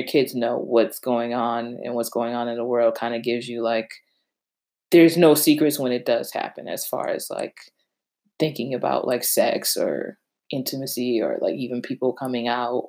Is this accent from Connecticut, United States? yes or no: yes; Connecticut, United States; also born or lived in Virginia; We're from Connecticut